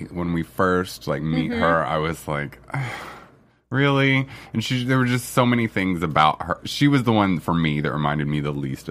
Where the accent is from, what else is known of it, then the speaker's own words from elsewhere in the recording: Memphis, Tennessee, United States; My hometown, Memphis.